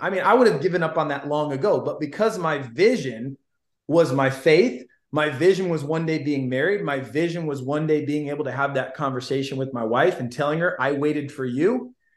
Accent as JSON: {"language": "English", "region": "Illinois", "country": "United States", "said": "I'm originally from Illinois."}